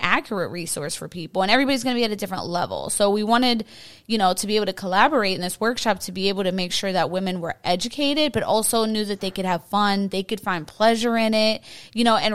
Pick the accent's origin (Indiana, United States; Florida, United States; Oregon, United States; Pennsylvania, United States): Pennsylvania, United States; Pittsburgh; we're both from Pittsburgh, and it was just, we come from such a conservative city